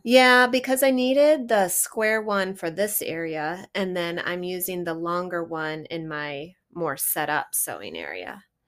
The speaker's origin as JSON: {"language": "English", "region": "Midwest", "country": "United States", "tie": "born or raised there", "said": "I grew up here in the Midwest, not in Wisconsin"}